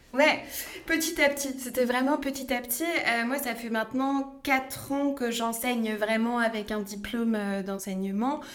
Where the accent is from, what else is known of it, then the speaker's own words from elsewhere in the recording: France; moi je suis née donc euh, en France, j'ai grandi à la campagne